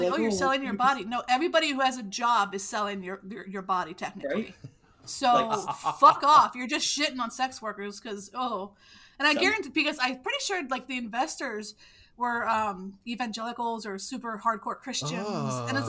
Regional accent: Canada; I'm from Canada, you know.

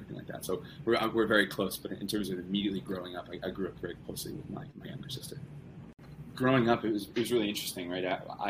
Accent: central New Jersey, United States; Yeah, so I grew up in central New Jersey, which is a place. Don't let anybody tell you differently. And my mom is from England, from the northwest of England, so about an hour north of Manchester.

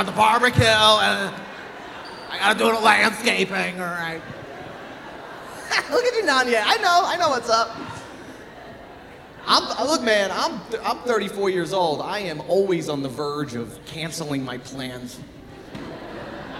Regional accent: Long Island, New York, United States; moved away; I'm from Long Island

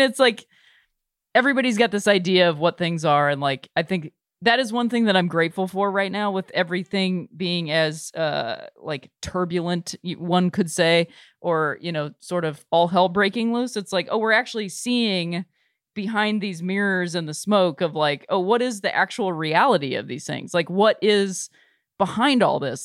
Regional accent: Cleveland, Ohio, United States; moved away; my hometown team, uh, was Cleveland

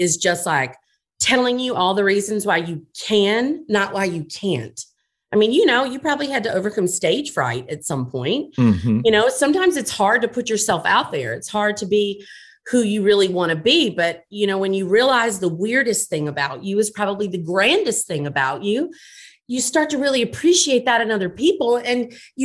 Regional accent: Montgomery, Alabama, United States; now in New Orleans, United States; I grew up in Montgomery

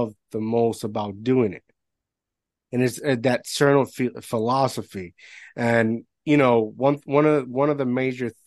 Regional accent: Puerto Rico; moved away; although I'm American, I grew up in Puerto Rico

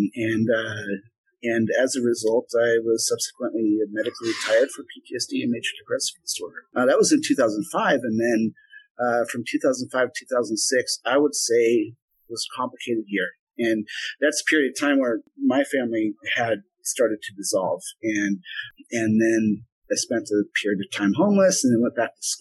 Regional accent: Vashon Island, Washington, United States; I grew up on Vashon Island

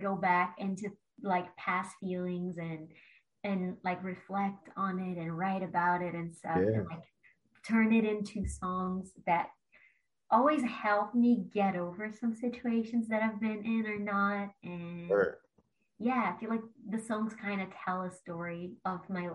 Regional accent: Brazil; moved away as an adult; now in Los Angeles, United States; I'm from Brazil originally, and I like went to college

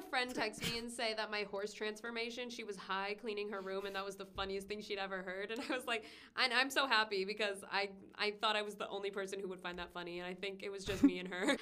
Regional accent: Long Beach, California, United States; I'm from Long Beach

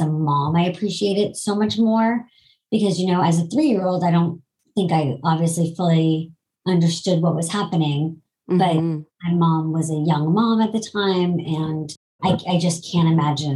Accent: Boston, Massachusetts, United States; also born or lived in New York; I'm originally from Boston

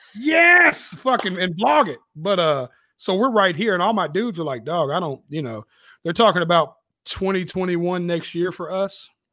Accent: Nashville, Tennessee, United States; right out south of Nashville called Antioch. It's in Nashville, but I just represent my little district. So it's like I'm from Antioch, Tennessee

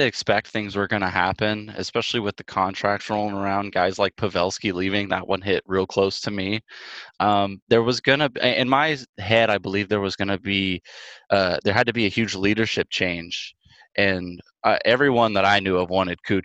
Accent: Northern California, United States; growing up in Northern California, we don't see a whole lot of snow

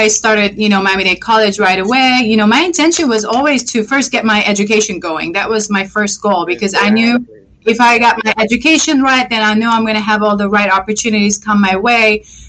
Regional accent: Lebanon; born or raised there; moved away as an adult; also born or lived in Montreal, Canada; now in United States

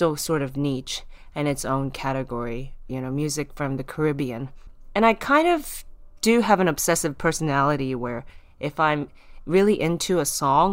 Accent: Japan; I'm from Japan, I'm half Taiwanese

